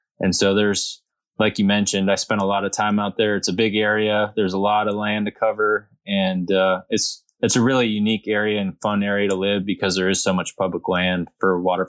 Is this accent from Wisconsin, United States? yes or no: yes; Wisconsin, United States; moved away as an adult; also born or lived in Texas coast; now in Texas, United States; I'm from Wisconsin and I have a pretty big group of friends that I grew up duck hunting with.